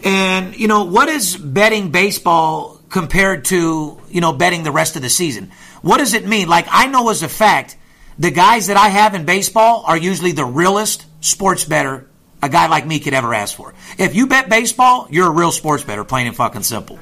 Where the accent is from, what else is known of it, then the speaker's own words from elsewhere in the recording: North Las Vegas, Nevada, United States; I'm born and raised in North Las Vegas.